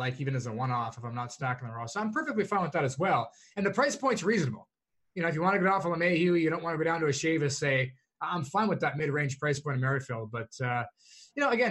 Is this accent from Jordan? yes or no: no; Canada; I'm Canadian